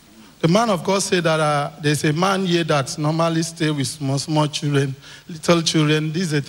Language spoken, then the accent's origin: English; Akwa Ibom, Nigeria; I'm from Akwa Ibom State.